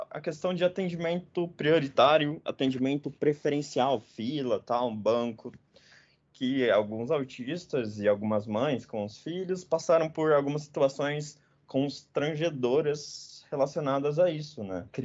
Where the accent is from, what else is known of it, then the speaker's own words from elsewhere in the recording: Belém, Pará, Brazil; Eu sou de Belém do Pará.